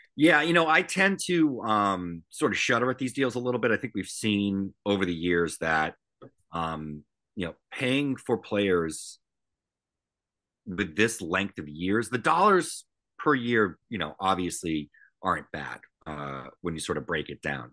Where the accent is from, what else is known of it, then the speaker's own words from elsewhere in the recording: Northeast, United States; I grew up in the Northeast. I grew up in these marketplaces